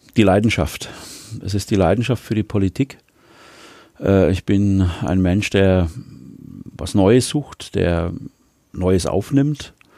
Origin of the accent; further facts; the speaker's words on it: Wilhelmsdorf, Baden-Württemberg, Germany; Wilhelmsdorf hat eine besondere Bedeutung für mich, weil ich äh, dort in der Hauptstraße 64 geboren bin. Deswegen ist es meine Heimat. Ähm, bin ich aufgewachsen